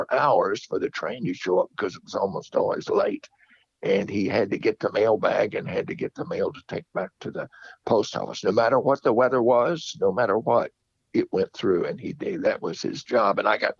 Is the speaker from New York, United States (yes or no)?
no; Iowa, Louisiana, United States; where I grew up in Iowa, Louisiana.